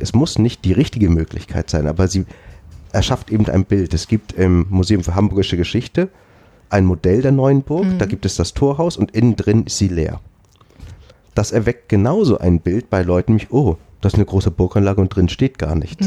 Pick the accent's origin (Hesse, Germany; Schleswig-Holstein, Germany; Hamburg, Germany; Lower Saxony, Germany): Schleswig-Holstein, Germany; bei uns in Schleswig-Holstein